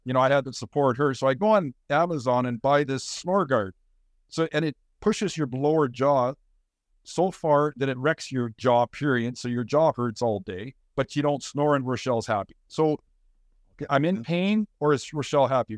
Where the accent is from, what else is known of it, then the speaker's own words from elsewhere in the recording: Saskatoon, Saskatchewan, Canada; also born or lived in Winnipeg; I grew up in Saskatoon. I was born in Saskatoon